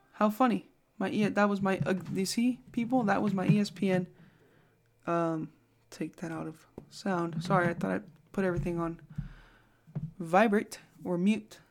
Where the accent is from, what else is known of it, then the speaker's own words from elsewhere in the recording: Bay Area, California, United States; moved away; I'm from the Bay Area